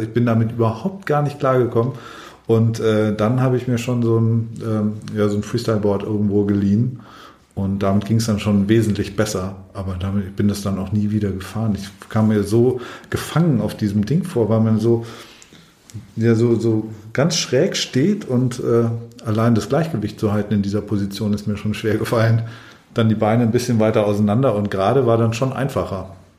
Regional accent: Allgäu, Bavaria, Germany; moved away; ich komme ursprünglich aus dem Allgäu

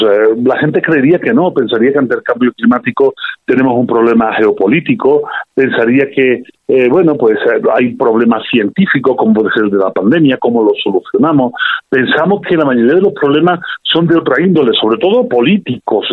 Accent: Spain; accent: Spanish; now in Mexico; a pesar de mi acento español

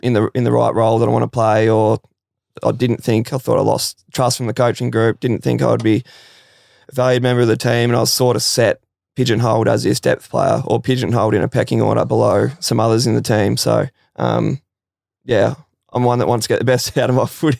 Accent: Victoria, Australia; I'm from Victoria.

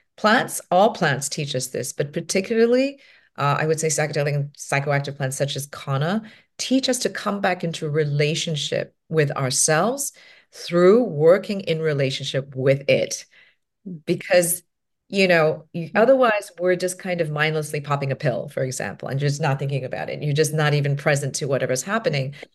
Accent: Hong Kong; I'm from Hong Kong

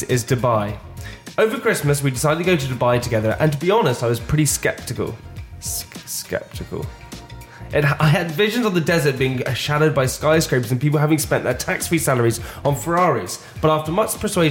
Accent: Scotland, United Kingdom; I am Scottish

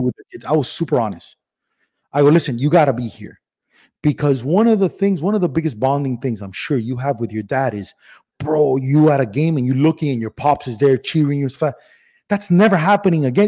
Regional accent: Miami, Florida, United States; accent: regional Miami accent; also born or lived in Cuba / Spain; I was born in Cuba, but my first birthday was in Spain. And then we moved straight to Miami

